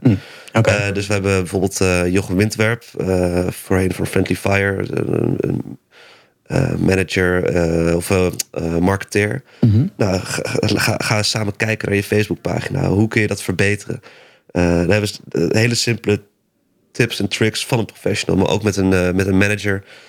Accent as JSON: {"language": "Dutch", "town": "Amersfoort", "region": "Utrecht", "country": "Netherlands", "said": "ik kom dan uit Amersfoort"}